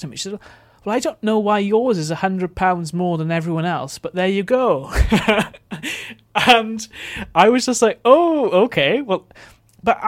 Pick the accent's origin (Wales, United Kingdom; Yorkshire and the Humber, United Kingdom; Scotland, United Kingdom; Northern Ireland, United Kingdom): Wales, United Kingdom; Neath; moved away; also born or lived in London; I grew up in Neath in South Wales